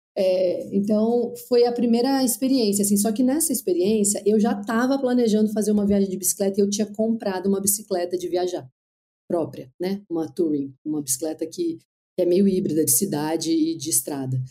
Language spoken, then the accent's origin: Portuguese; São José do Rio Preto, São Paulo, Brazil; moved away as an adult; Eu sou do interior de São Paulo